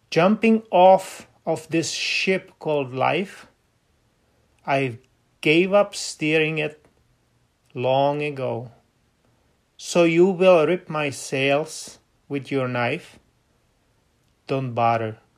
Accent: Seattle, Washington, United States; I'm from Seattle.

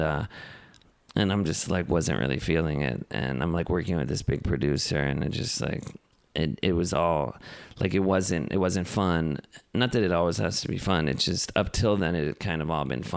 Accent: Los Angeles, California, United States; I'm born and raised in Los Angeles.

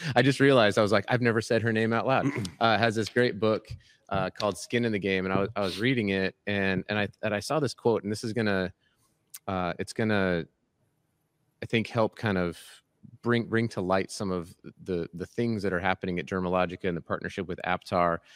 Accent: United States; raised in America

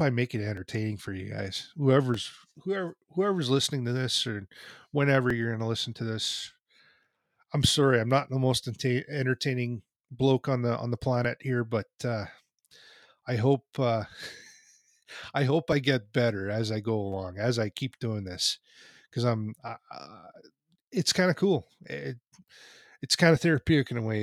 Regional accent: Canada; I'm a kid from Canada. I, I grew up playing hockey myself

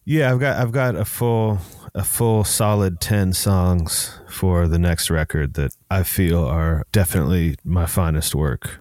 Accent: Seattle, Washington, United States; a nineties kid, you know, growing up in Seattle

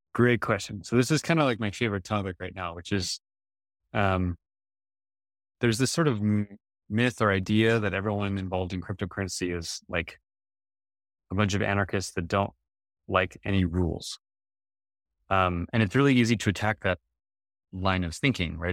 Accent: United States; I'm an American citizen

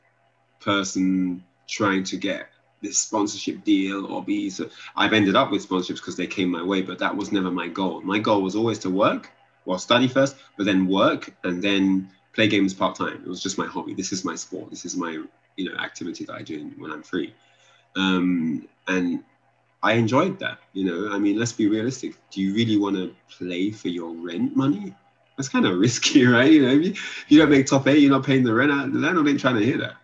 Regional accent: United Kingdom; me playing from the UK

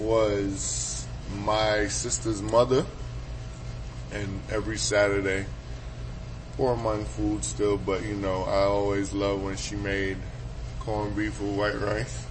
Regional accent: New York City, New York, United States; Me growing up in New York City is a big melting pot

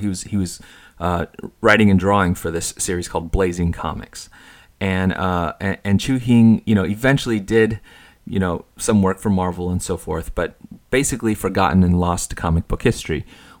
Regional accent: United States; It was of significance for me because I am Chinese American

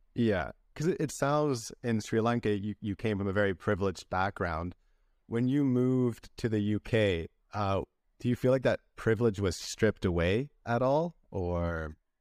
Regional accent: British Columbia, Canada; moved away as an adult; also born or lived in Santiago, Chile / Antwerp, Belgium / Vancouver, Canada; now in Spain; I was born in Santiago de Chile, took my first steps in Antwerp, Belgium, and grew up in British Columbia, Canada.

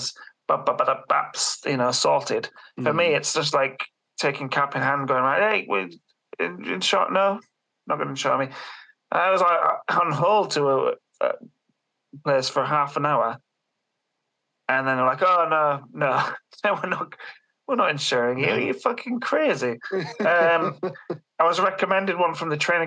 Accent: Beverley, Yorkshire and the Humber, United Kingdom; around Beverley, my hometown. East Yorkshire

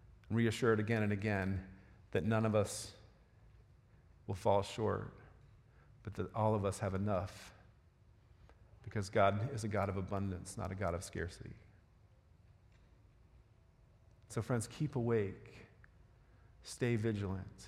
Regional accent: Florida, United States; moved away; I'm from Florida

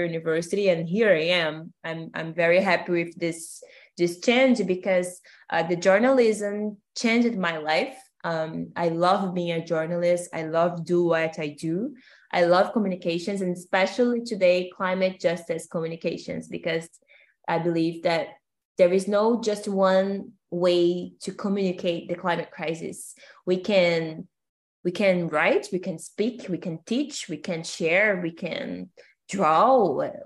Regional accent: São Gonçalo, Rio de Janeiro, Brazil; English is a second language; I'm Brazilian from Rio de Janeiro. And I'm from a city called São Gonçalo.

